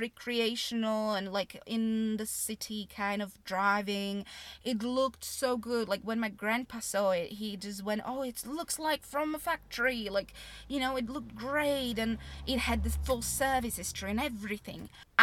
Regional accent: Slovakia; moved away as an adult; also born or lived in Austria; now in United Kingdom; originally I'm from Slovakia, but even though I spent 20 years there, I just don't feel Slovak.

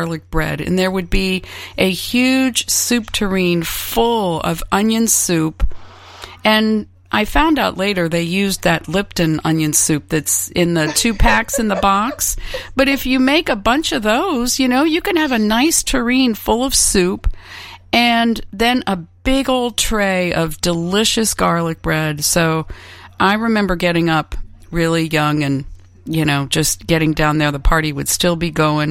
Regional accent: Connecticut, United States; I was born in Connecticut

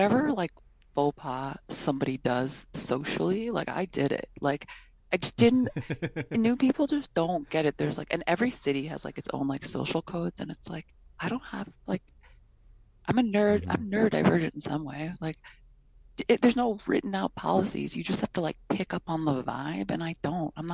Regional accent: Detroit, Michigan, United States; moved away as an adult; now in San Francisco, United States; I'm from Detroit

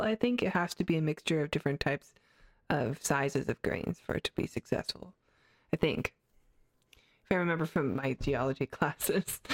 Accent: Canada; I grew up in Canada

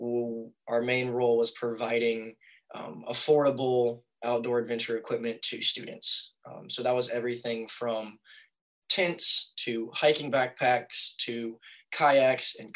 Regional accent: North Carolina, United States; I grew up in North Carolina

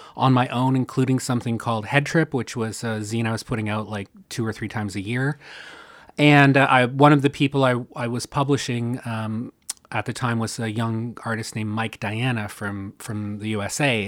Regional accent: Canada; a Canadian

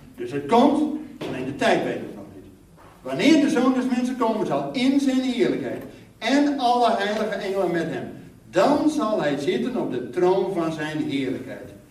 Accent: Netherlands; als Nederlander

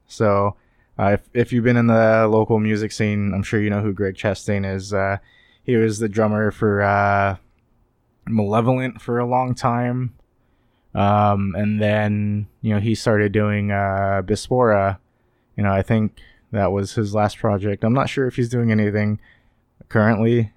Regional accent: Sacramento, California, United States; I am from the Sacramento area.

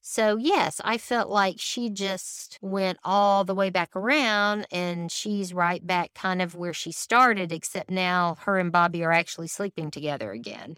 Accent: the South, United States; I was raised in the South

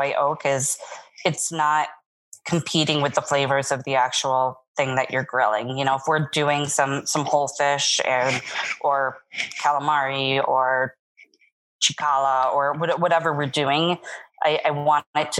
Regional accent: East Coast, United States; now in Las Vegas, United States; I'm from the East Coast.

